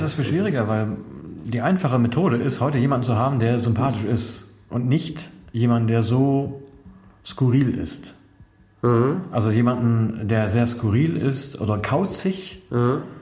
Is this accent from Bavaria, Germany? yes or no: no; Münsterland, North Rhine-Westphalia, Germany; mein Heimatdorf, also im Münsterland